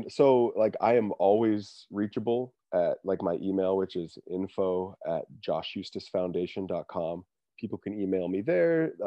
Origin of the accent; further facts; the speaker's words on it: Montana, United States; I'm also from Montana